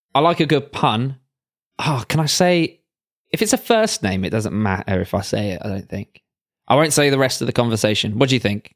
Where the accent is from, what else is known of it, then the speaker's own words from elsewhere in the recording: England, United Kingdom; we're both English